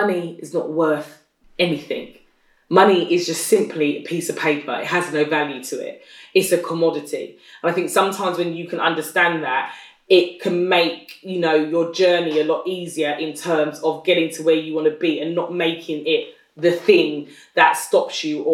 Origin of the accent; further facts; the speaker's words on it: United Kingdom; accent: British; my British accent